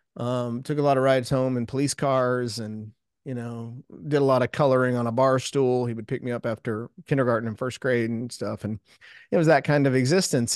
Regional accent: South Houston, Texas, United States; I grew up in South Houston, south of Houston, Texas

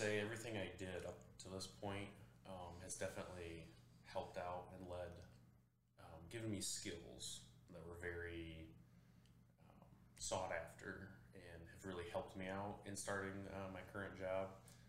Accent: Big Rapids, Michigan, United States; moved away as an adult; It's in my hometown, Big Rapids.

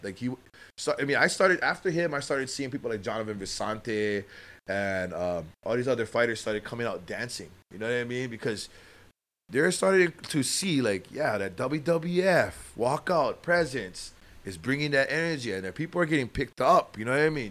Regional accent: Waianae, Hawaii, United States; my hometown of Waianae.

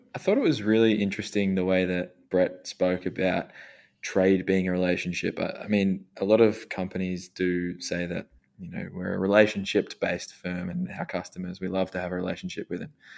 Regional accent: Australia; growing up in Australia

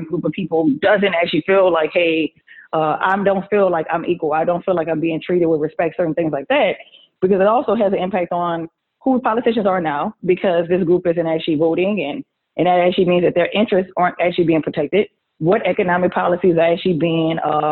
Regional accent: New Orleans, Louisiana, United States; accent: Southern; moved away as an adult; also born or lived in Clemson, South Carolina; now in Washington, D.C. area, United States; I'm a Southerner. That's where the accent comes from. I'm from New Orleans.

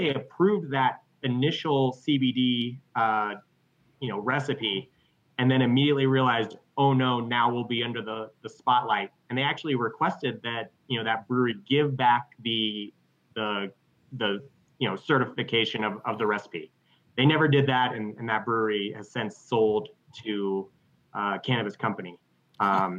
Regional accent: Colorado, United States; I'm from Colorado

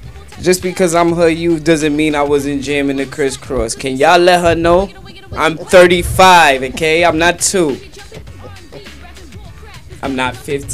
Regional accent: New York, United States; I am from New York.

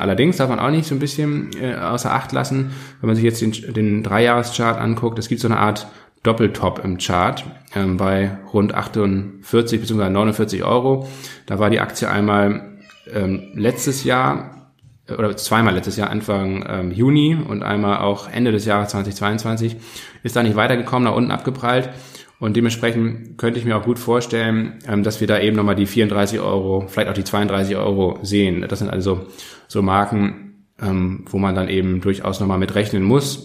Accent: Kiel, Schleswig-Holstein, Germany; ich komme ja aus Kiel

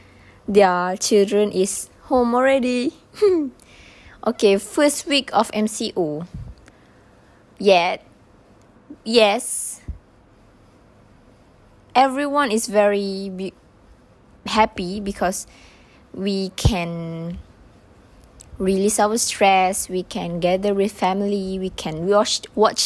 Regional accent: Malaysia; also born or lived in Tanjung Malim; go back to my hometown

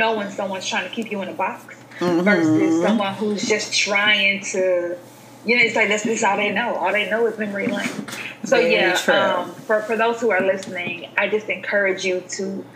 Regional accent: Alabama, United States; moved away as an adult; also born or lived in Utah; now in Nashville, United States; I'm from the South, I'm from Alabama

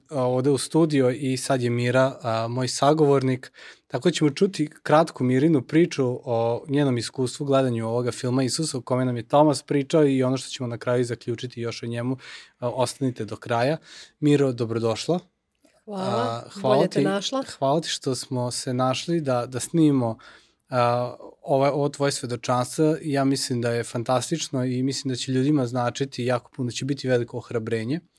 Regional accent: Futog, Vojvodina, Serbia

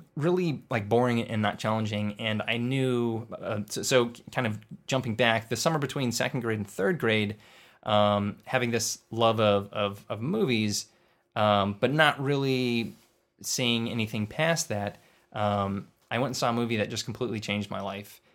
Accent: Inland Empire, California, United States; I was born in Lee, in the, uh, Inland Empire

